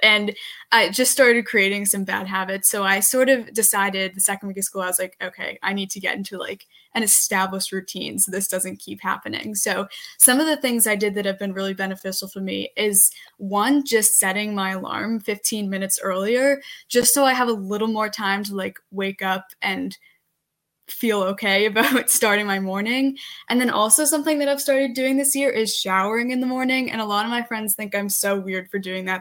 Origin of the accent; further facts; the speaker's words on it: Medfield, Massachusetts, United States; I am from Medfield, Massachusetts